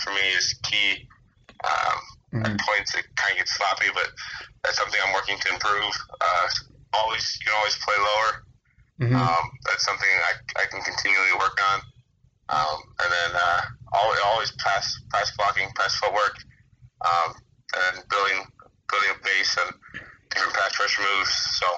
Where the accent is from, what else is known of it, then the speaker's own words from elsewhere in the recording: Michigan, United States; growing up in Michigan, you grew up a Lions fan.